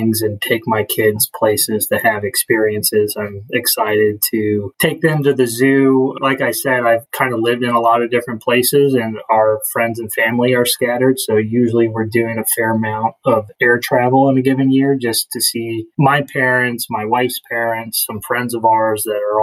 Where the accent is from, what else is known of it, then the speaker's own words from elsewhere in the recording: Wisconsin, United States; moved away as an adult; also born or lived in Los Angeles, California / Boulder, Colorado / Denver, Colorado / Philadelphia, Pennsylvania; now in New Jersey, United States; I was born in the Southern California, LA area, but grew up in two different cities within Wisconsin before moving to Colorado